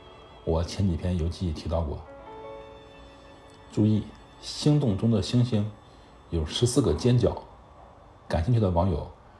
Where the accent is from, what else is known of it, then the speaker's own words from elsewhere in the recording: China; 我们中国人